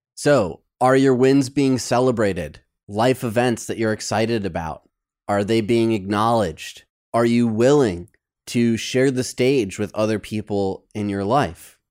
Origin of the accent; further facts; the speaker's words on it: Michigan, United States; also born or lived in New York City; now in Los Angeles, United States; my friends from back home in Michigan